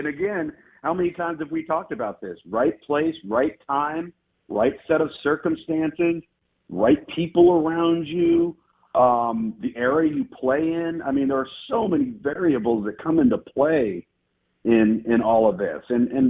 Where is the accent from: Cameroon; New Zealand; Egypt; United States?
United States; Washington; when I was growing up in Washington